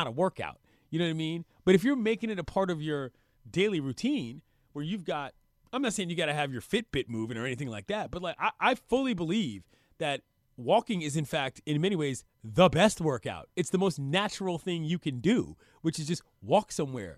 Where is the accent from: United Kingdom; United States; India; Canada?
United States; East Coast; now in Los Angeles, United States; I'm from the East Coast